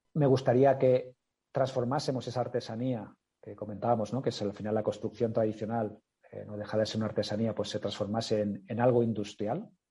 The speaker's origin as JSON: {"language": "Spanish", "area": "Mallorca", "region": "Balearic Islands", "country": "Spain", "said": "yo soy de origen, mi familia, yo mismo somos originarios de Mallorca"}